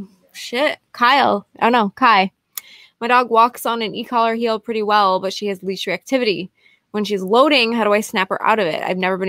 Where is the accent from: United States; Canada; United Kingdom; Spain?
United Kingdom; Scotland; Pauline, we're from Scotland.